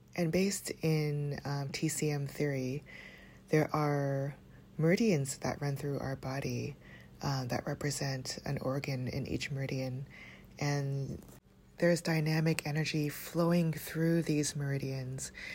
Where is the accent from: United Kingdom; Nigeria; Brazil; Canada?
Canada; Toronto, Ontario; growing up in Toronto